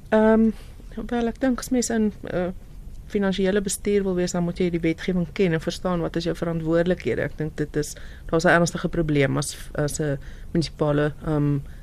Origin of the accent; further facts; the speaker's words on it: South Africa; ons as Suid-Afrikaners